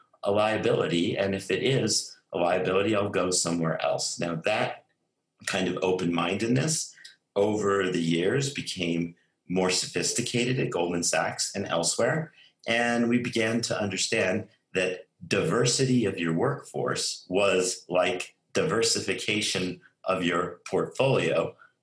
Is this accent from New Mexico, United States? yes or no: yes; Albuquerque, New Mexico, United States; moved away; also born or lived in Silicon Valley / New York; growing up in Albuquerque, New Mexico